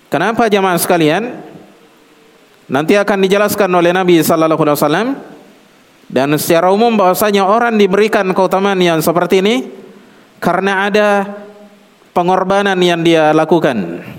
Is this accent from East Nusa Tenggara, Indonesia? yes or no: no; South Sulawesi, Indonesia; Seperti kalau orang Bugis kebetulan saya Bugis ya.